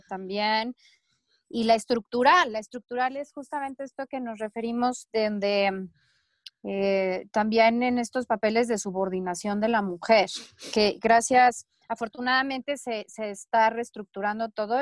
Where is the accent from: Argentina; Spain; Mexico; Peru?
Mexico; Chihuahua; now in Mexico City, Mexico; yo crecí en Chihuahua